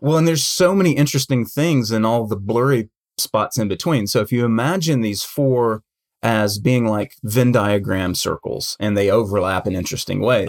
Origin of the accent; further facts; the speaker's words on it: United States; I'm an American and that's my culture